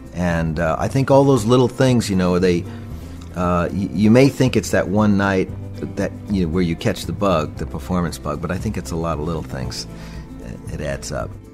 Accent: Westbury, New York, United States; I grew up on Long Island, born in 56

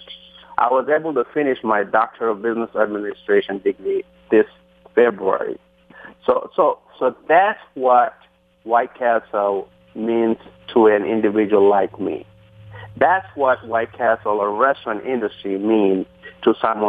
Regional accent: Bangladesh; English is a second language; moved away as an adult; now in United States; I came in this country in 1990 from Bangladesh.

